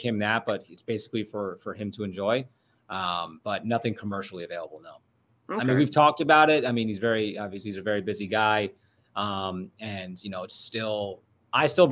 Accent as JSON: {"language": "English", "region": "New York", "country": "United States", "tie": "born or raised there", "moved": "yes", "lives_now": "Jupiter, United States", "said": "growing up in New York"}